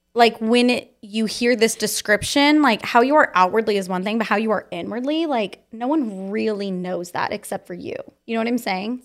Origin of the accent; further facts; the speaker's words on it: Fallbrook, California, United States; I was born in Fall Brook, California